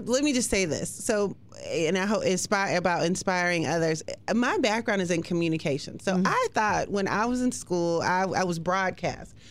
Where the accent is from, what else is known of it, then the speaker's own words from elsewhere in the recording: West Coast, United States; also born or lived in North Carolina; now in Hampton Roads, Virginia, United States; I'm from the West Coast, but moved to the East Coast